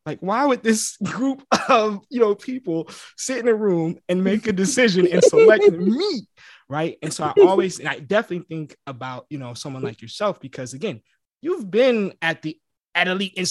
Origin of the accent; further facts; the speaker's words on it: East Coast, United States; moved away as an adult; also born or lived in Atlanta; being from the East Coast, moving to the Midwest